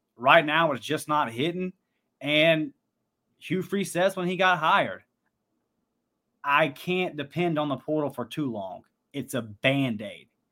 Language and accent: English; Pensacola, Florida, United States; my hometown of Pensacola